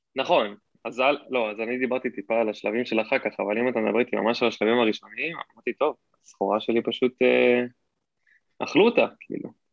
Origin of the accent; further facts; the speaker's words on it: Hod HaSharon, Central District, Israel; also born or lived in California, United States; now in Tel Aviv, Israel; בארץ גדלתי בהוד השרון, שם אני בורן אנד רייז